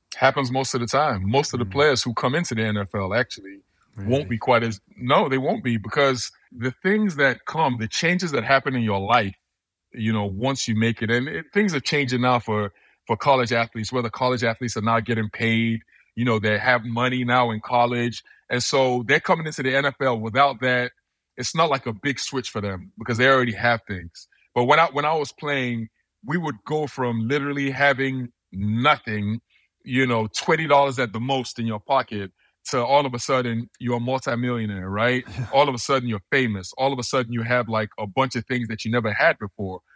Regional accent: Nigeria; also born or lived in United States; now in London, United Kingdom; I'm from Nigeria. My parents are from Nigeria, so I would usually I would go back to Nigeria all the time

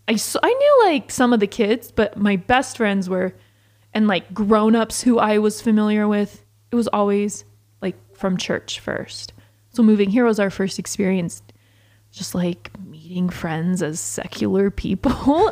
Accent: Georgia, United States; now in St. George, United States; growing up in Georgia

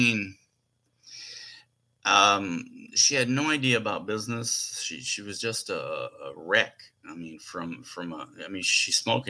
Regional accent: Puerto Rico; also born or lived in New York City; So they moved to Puerto Rico. And that's where I lived till they got divorced. I think I was like 4 or 5.

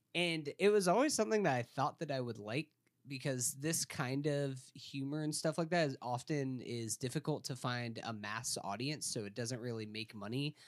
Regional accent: Tallahassee, Florida, United States; I grew up in Tallahassee, Florida, which did not have a professional sports team

